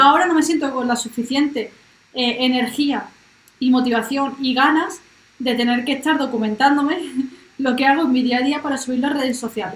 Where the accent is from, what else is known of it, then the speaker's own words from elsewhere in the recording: Marbella, Andalusia, Spain; yo soy de Marbella